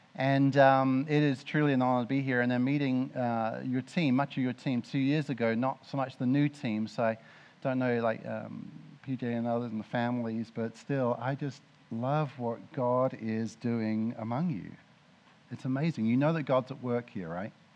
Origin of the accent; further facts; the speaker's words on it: Mildenhall, East of England, United Kingdom; moved away; I grew up in Mildenhall, right next to RAF Mildenhall.